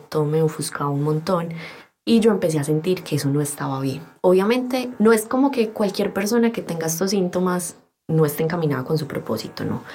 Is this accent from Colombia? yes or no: yes; Antioquia, Colombia; accent: paisa; soy colombiana, y soy publicista